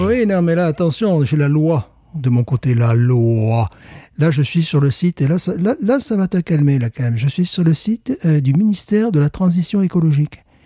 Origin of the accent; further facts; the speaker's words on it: France; je suis français